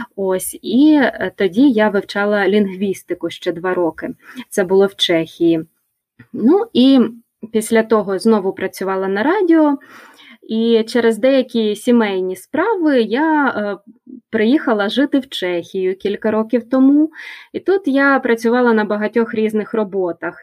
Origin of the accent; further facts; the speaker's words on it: Kyiv, Ukraine; Я народилася у Києві, і більшість свого життя я прожила у цьому місті